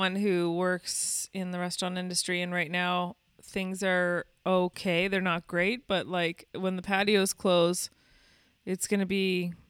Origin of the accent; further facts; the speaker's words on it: Canada; as a Canadian performer